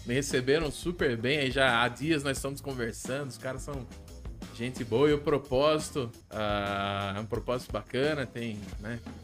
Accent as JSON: {"language": "Portuguese", "town": "Itapetininga", "region": "São Paulo", "country": "Brazil", "tie": "born or raised there", "lives_now": "Angatuba, Brazil", "said": "Eu nasci em Tapetininga"}